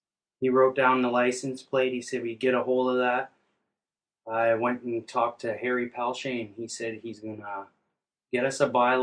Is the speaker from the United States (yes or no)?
no; Thunder Bay, Ontario, Canada; I'm from Fort William First Nations. I lived here all my life. I was born January 14th, 1982.